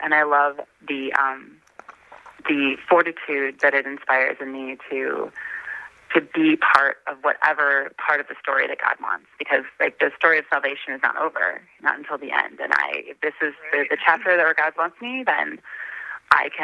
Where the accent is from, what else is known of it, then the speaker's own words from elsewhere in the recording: Elkhorn, Wisconsin, United States; moved away; I was born and I was raised in Wisconsin. In a little Elkhorn, Wisconsin, little town in the southeast corner